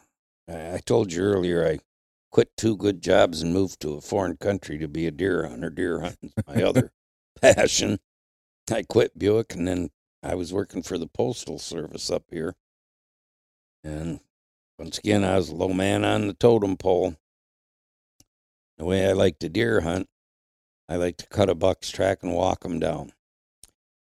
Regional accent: Flint, Michigan, United States; moved away as an adult; also born or lived in Marquette, Michigan (Upper Peninsula); now in Upper Peninsula, Michigan, United States; I was raised in Flint, and back then, the car industry was booming in Flint.

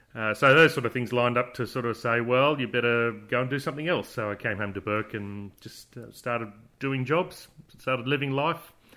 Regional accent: Bourke, New South Wales, Australia; I was born in, uh, Darling Street and grew up in Darling Street.

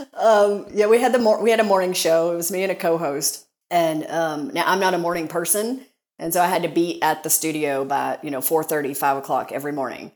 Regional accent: Kentucky, United States; accent: Southern; I grew up in Kentucky

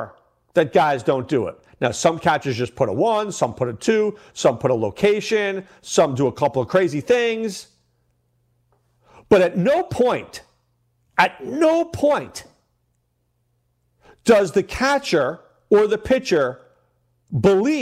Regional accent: New York, United States; I grew up in New York

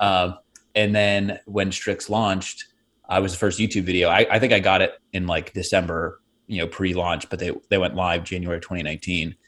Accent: Pittsburgh, Pennsylvania, United States; I grew up in Pittsburgh. Uh, I mean, we moved around a little bit, but we really settled there when I was five

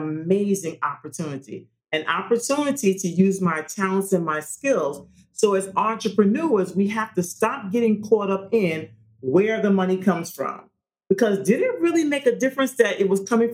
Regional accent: New York City, New York, United States; moved away as an adult; also born or lived in Tennessee; Someone that I grew up with in Staten Island, New York

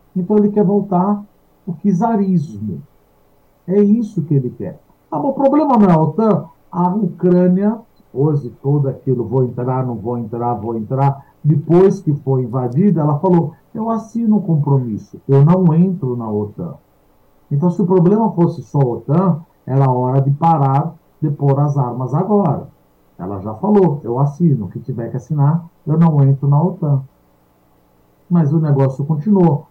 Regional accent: Brazil; nós somos brasileiros

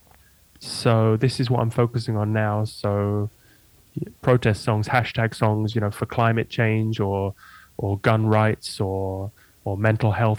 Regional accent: Lincoln, East Midlands, United Kingdom; moved away as an adult; also born or lived in Amsterdam; I grew up in Lincoln, so yeah, I went to school

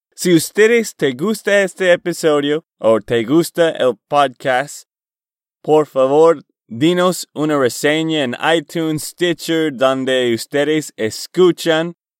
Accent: Boston, Massachusetts, United States; Spanish is a second language; moved away as an adult; also born or lived in Portland, Oregon / Texas; mi familia y yo fuimos a Boston, Massachusetts, y vivíamos allá por el resto de mi juventud

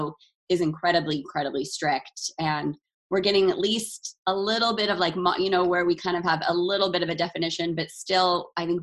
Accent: Utah, United States; growing up in Utah

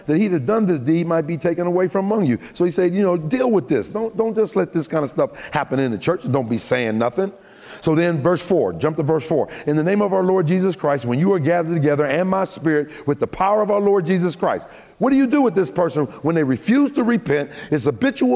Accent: Pittsburgh, Pennsylvania, United States; my hometown of Pittsburgh

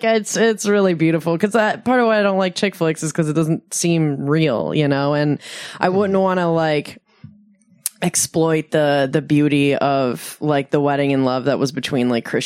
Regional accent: Michigan, United States; moved away as an adult; also born or lived in Detroit, Michigan / Phoenix, Arizona; now in San Diego, United States; Growing up in Michigan

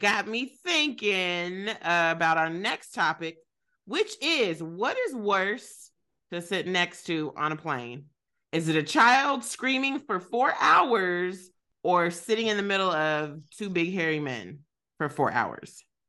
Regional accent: Kentucky, United States; We didn't have no Armenians when I was growing up in Kentucky.

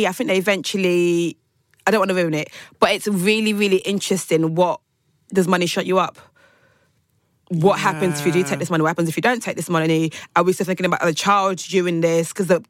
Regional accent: Nigeria; I'm Nigerian, I'm Yoruba

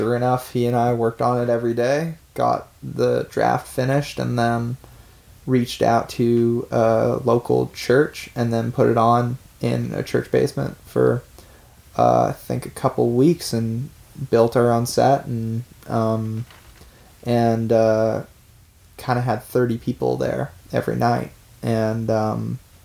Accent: Vancouver, British Columbia, Canada; we're two kids from Vancouver

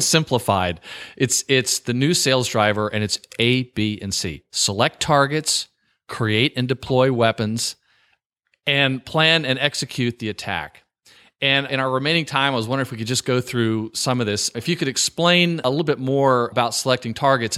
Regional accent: the South, United States; also born or lived in New York; now in Virginia, United States; I live in Virginia and I grew up in the South

